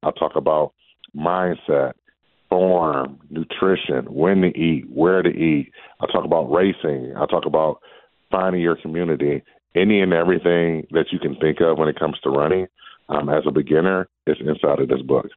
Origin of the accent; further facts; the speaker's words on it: Detroit, Michigan, United States; moved away; the Detroit Marathon back in my hometown